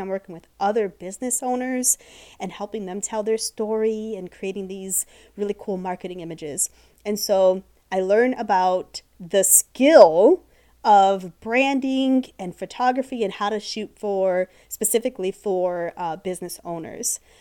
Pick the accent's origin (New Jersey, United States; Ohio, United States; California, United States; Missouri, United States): Ohio, United States; moved away as an adult; now in Florida, United States; born and raised in Ohio